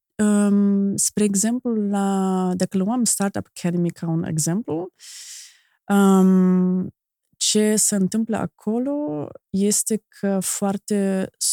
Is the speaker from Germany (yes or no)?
yes; Germany; Romanian is a second language; moved away as an adult; now in Moldova; eu am venit din Germania, dintr-o altă cultură